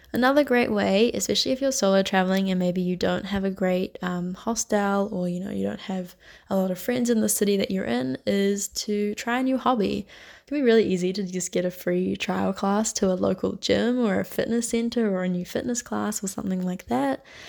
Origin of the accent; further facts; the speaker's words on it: New Zealand; moved away as an adult; now in Barcelona, Spain; I'm from New Zealand